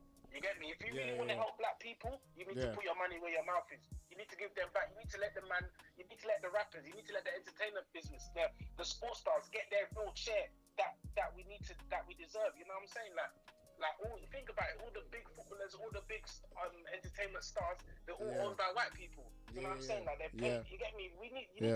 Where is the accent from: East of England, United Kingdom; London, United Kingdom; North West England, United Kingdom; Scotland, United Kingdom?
East of England, United Kingdom; Essex; I'm from Essex